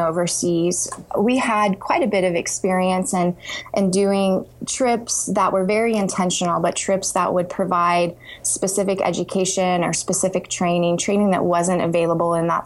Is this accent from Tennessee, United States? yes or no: no; Texas, United States; moved away as an adult; also born or lived in Kentucky; I grew up in Texas and went to grad school in Kentucky